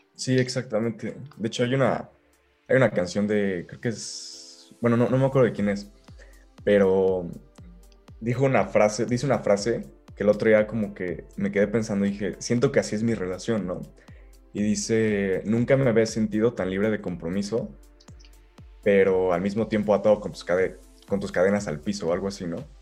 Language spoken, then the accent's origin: Spanish; Querétaro, Mexico; also born or lived in Guadalajara, Mexico; nací en Guadalajara. Ok pero a los tres meses um, de, irme para allá, digo, a los tres meses de, estar ahí, me vine para acá a Querétaro. Así que prácticamente soy querétaro.